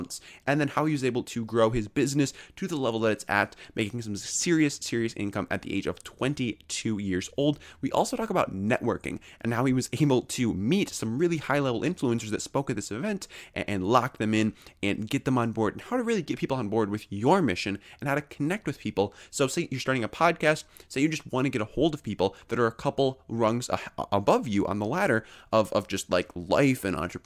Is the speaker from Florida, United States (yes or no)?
no; Minneapolis, Minnesota, United States; moved away as an adult; now in Madison, United States; I went to Washburn High School. So pretty close